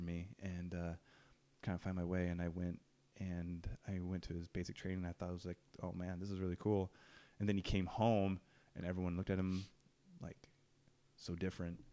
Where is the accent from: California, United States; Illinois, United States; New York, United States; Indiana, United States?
California, United States; Ukiah; I'm from Ukiah